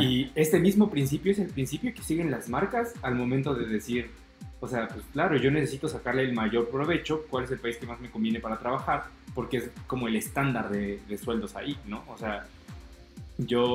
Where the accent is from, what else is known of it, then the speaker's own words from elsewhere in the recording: Mexico; si en mi país cuestan 20